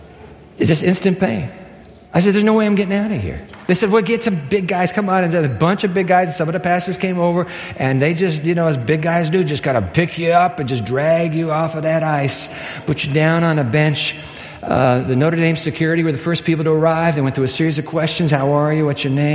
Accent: Japan; I used to have ice skates as a boy growing up in Japan.

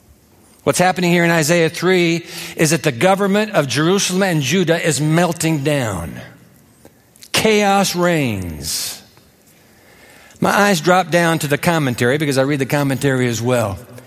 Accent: Tokyo, Japan; I was born in Tokyo, grew up in Japan.

